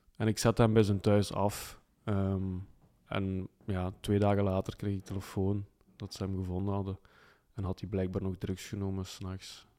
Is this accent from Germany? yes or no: no; Flanders, Belgium; bij ons in Vlaanderen